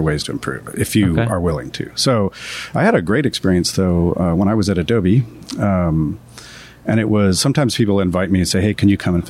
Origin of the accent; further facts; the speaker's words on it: United States; I'm American